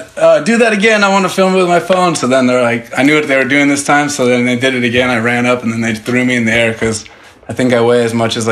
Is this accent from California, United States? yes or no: yes; Vacaville, California, United States; I'm from Vacaville, California, which is a town in between Sacramento and San Francisco, basically.